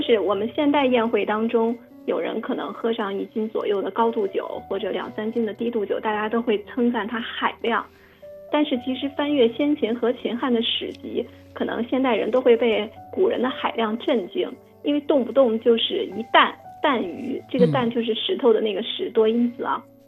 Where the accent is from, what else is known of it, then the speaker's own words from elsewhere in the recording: China; 我们中国人